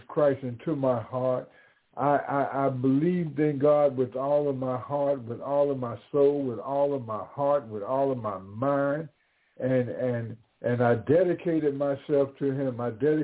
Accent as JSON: {"language": "English", "town": "Atlanta", "region": "Georgia", "country": "United States", "said": "a Southern gentleman coming from Atlanta, Georgia"}